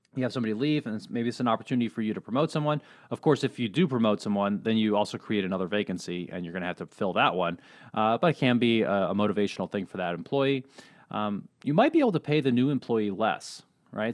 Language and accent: English; Colorado, United States; moved away; I was born in Colorado, little ski town there.